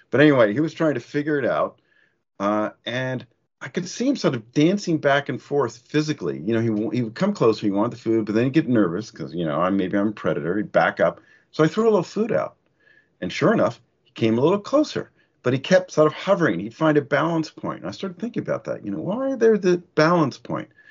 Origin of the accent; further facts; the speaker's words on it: the American South, Southern United States, United States; now in United Kingdom; I'm Southern background, so it's hard as a Southerner not to be interested in military